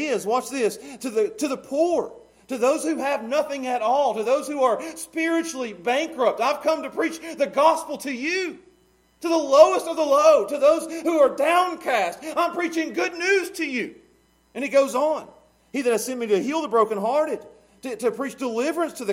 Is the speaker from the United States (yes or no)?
yes; Pound, United States; I love being a small town Pound boy. I've said Pound about 5 times now. I love Pound. That's my hometown.